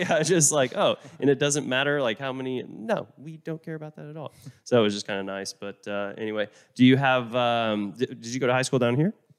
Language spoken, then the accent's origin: English; Oklahoma, United States; also born or lived in Vermont; now in Texas, United States; I moved down here from Vermont. I mean, I, I grew up in Oklahoma, but moved down here